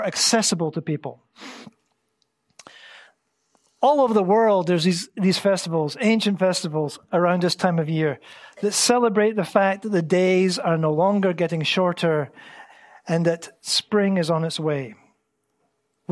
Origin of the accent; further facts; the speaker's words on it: Scotland, United Kingdom; moved away as an adult; now in Antalya, Turkey; I grew up in Scotland